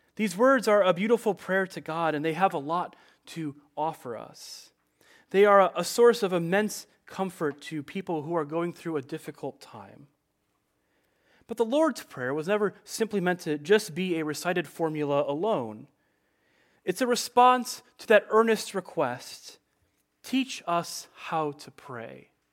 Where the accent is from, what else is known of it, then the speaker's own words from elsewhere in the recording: Chicago, Illinois, United States; I grew up in the Chicagoland area of Illinois